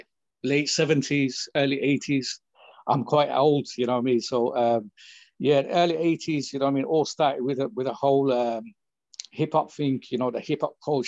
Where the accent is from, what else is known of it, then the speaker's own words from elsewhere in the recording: United Kingdom; first language English; I'm brought up in the UK, and English is my first language